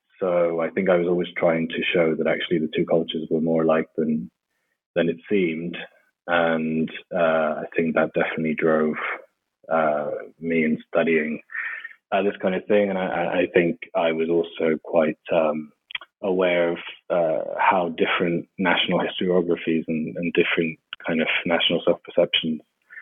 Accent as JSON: {"language": "English", "town": "Madrid", "region": "Community of Madrid", "country": "Spain", "tie": "born or raised there", "said": "I was born and raised in Madrid in Spain."}